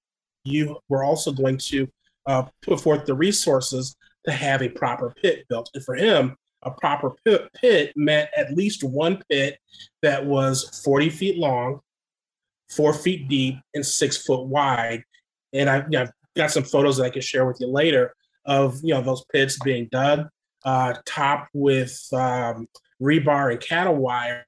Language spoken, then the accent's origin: English; Rock Island, Illinois, United States; moved away; the public library back in my father's hometown, where I grew up in the Quad Cities, Rock Island, Illinois